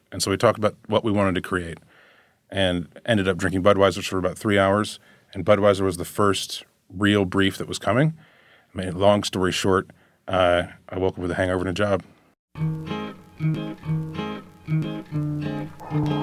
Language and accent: English; Chapel Hill, North Carolina, United States; I was from Chapel Hill